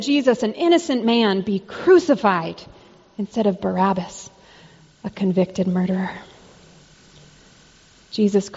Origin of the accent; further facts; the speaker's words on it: Arizona, United States; I grew up in Arizona